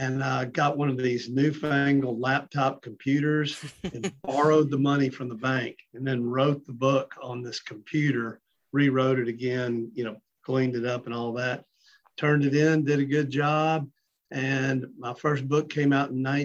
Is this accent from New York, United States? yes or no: no; Memphis, Tennessee, United States; moved away as an adult; also born or lived in Knoxville, Tennessee; now in Johnson City, United States; I grew up in Memphis, Tennessee, a complete flatlander who never camped out a day in my life